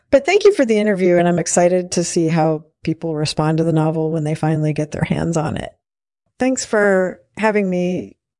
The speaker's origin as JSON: {"language": "English", "country": "United States", "tie": "born or raised there", "said": "the one I grew up in the United States."}